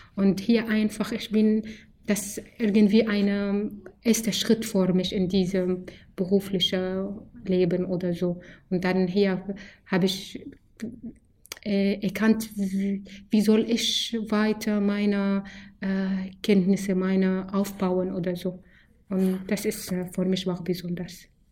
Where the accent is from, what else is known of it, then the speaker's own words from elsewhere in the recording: Syria; German is a second language; moved away as an adult; now in Germany; Ich komme aus Syrien, bin ich hier seit fünf Jahren